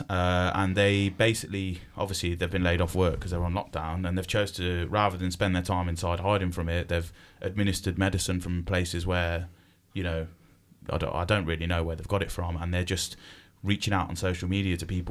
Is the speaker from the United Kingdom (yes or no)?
yes; United Kingdom